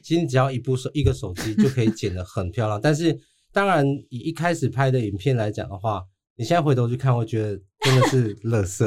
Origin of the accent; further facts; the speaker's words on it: Chiayi County, Taiwan; 我的故乡嘉义